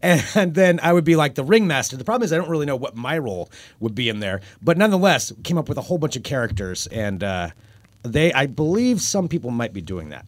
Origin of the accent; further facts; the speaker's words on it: the Northwest, Pacific Northwest, United States; I grew up in the Northwest